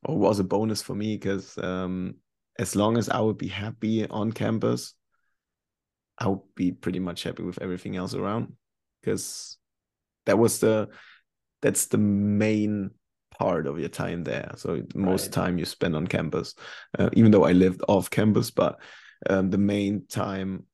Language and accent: English; Germany; English is a second language; moved away as an adult; also born or lived in North Carolina / Sweden